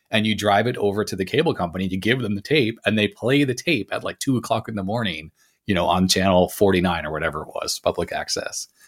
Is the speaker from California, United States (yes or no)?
yes; Los Angeles, California, United States; also born or lived in Canada; I grew up in Los Angeles originally after I left Canada